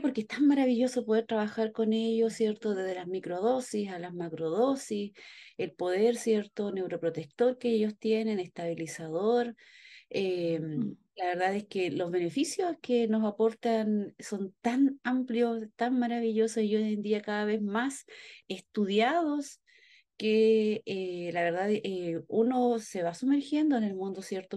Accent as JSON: {"language": "Spanish", "country": "Chile", "said": "nuestro escudo nacional"}